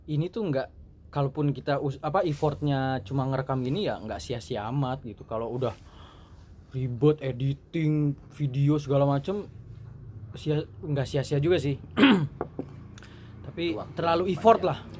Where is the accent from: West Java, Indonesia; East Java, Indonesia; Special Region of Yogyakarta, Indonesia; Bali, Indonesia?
West Java, Indonesia; Bogor; cuman kita dari Bogor ya mungkin beberapa orang aja yang